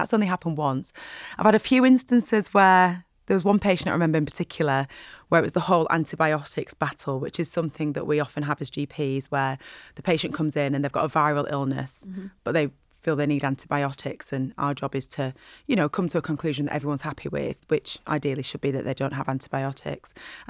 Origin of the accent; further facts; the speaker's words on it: Burnley, North West England, United Kingdom; And because I'm from Burnley, I'm sure the guy who does that advert is from Burnley. And my accent's changed a bit over the years.